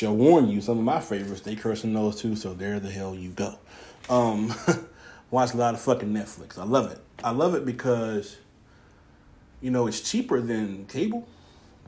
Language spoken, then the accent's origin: English; Houston, Texas, United States; moved away; I'm from Houston, so therefore I'm a Houston Texans fan.